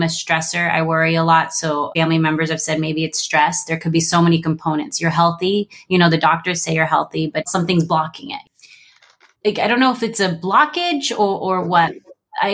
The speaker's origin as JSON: {"language": "English", "region": "California", "country": "United States", "tie": "born or raised there", "moved": "as an adult", "lives_now": "Arizona, United States", "said": "I'm from California. I lived my whole life in California"}